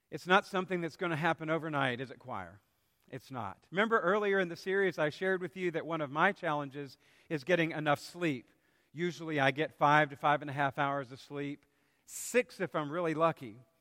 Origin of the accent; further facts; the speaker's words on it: South Carolina, United States; growing up in South Carolina, at least during my middle and high school years